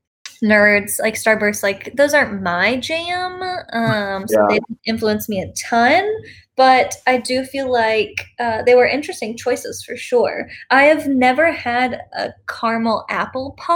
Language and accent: English; Plano, Texas, United States; I grew up in Plano